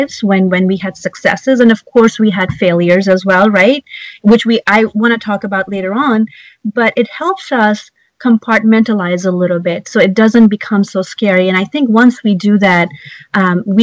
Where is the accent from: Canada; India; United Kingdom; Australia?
India; English is a second language; now in United States; When I was growing up in India